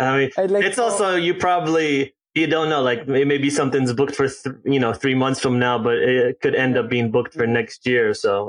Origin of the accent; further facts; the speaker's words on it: Israel; also born or lived in South Africa / Ghana; So, age 6, I moved to South Africa, and then age 10, moved back to Israel. Age 12, we moved to Ghana. Age 14, back to Israel